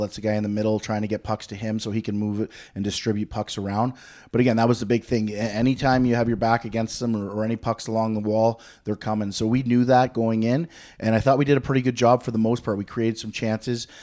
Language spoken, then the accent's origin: English; Peterborough, Ontario, Canada; I'm from Peterborough